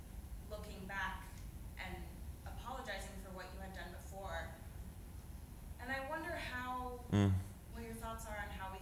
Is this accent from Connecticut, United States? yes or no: no; Georgia, United States; I'm from Georgia, so there's a lot of people that don't agree with me.